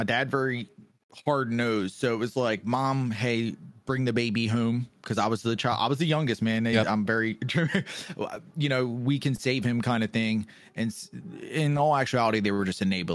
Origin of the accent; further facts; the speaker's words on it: Baltimore, Maryland, United States; there was a lot of drugs where I grew up in Baltimore